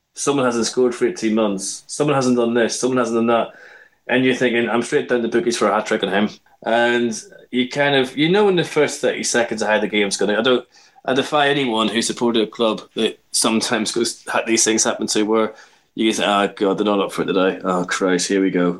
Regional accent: Belfast, Northern Ireland, United Kingdom; now in London, United Kingdom; I grew up in Belfast watching an Irish club called Glentoran, and came to London and watched QPR.

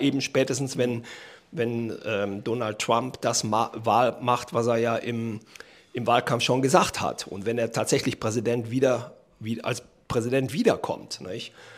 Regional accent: Germany; als Deutsche

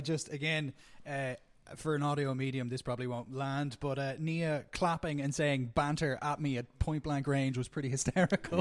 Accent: Ireland; as Irish people in particular, uh, we don't do a lot of the, like, the celebrity hounding

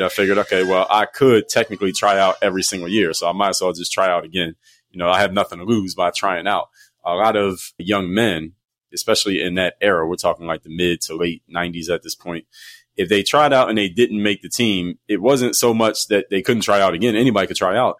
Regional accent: Philadelphia, Pennsylvania, United States; moved away as an adult; from Philadelphia, I wanted to get out of my hometown

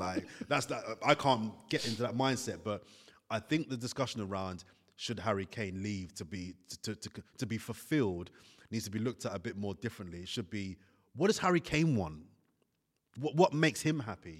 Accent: London, United Kingdom; also born or lived in Italy; where I come from, I'm from Brixton

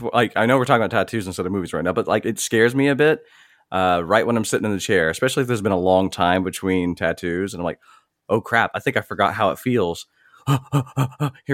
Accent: the South, United States; As a Southerner

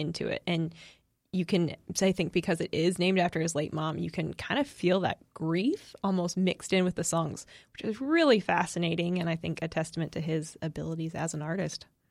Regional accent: New England, United States; moved away; I am originally from New England and, uh, grew up as a Patriots fan

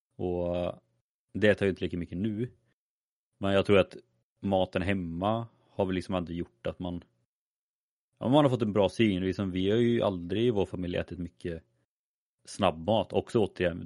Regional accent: a small village outside Skövde, Västra Götaland, Sweden; där jag är ifrån, det var ju man gick i skolan på dagen, man spelade fotboll på kvällen. Alltså, det var ju så det som fanns att göra. Eh, I en liten by där utanför Skövde.

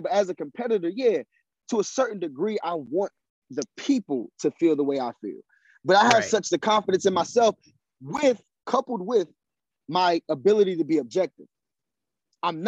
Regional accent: South Carolina, United States; I come from South Carolina

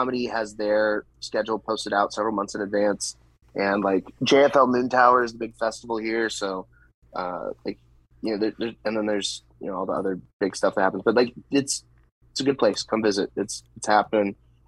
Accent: Fort Worth, Texas, United States; moved away as an adult; now in Austin, United States; I'm from the Fort Worth area

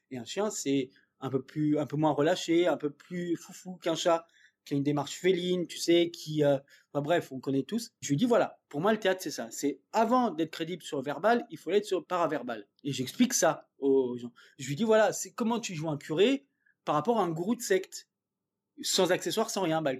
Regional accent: Dordogne, Nouvelle-Aquitaine, France; moved away; moi je suis de Dordogne, enfin j'ai vécu un petit peu là-bas

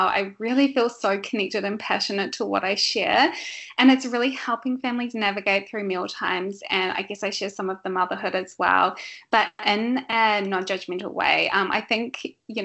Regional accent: New Zealand; moved away as an adult; pre-kids I grew up in New Zealand.

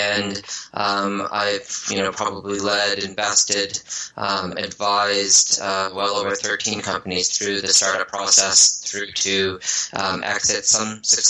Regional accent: Newfoundland and Labrador, Canada; also born or lived in Vancouver, Canada / Ottawa, Canada; So I was born in Vancouver. I lived the nomad lifestyle. My mom's an oceanographer, so we lived by the water all over North America. And, you know, born in Vancouver, grew up in Newfoundland on the East Coast

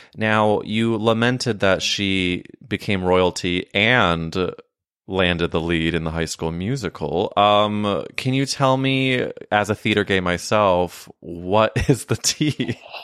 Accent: St. Louis, Missouri, United States; I'm from St. Louis

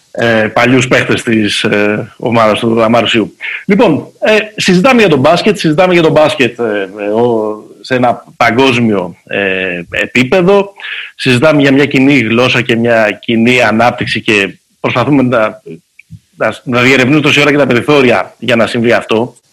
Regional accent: Greece; ως Έλληνες και ως Εθνική Ελλάδος την είδαμε με τον Γιάννη

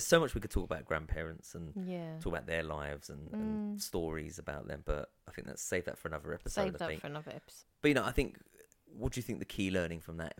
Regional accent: London, United Kingdom; I'm from South London, love.

